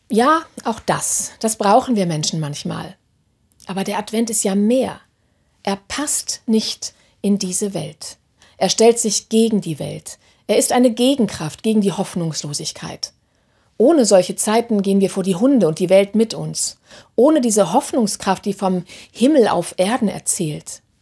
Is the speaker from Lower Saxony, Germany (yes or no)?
yes; Hannover, Lower Saxony, Germany; die letzten Samstag in meiner Heimatstadt Hannover aufmarschiert sind